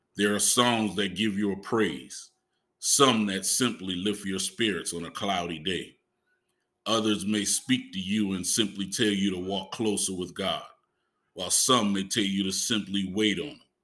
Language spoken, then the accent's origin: English; Huger, South Carolina, United States; accent: Geechee; I'm from Hughie, a small town outside of Charleston. We're described as geeky in how we speak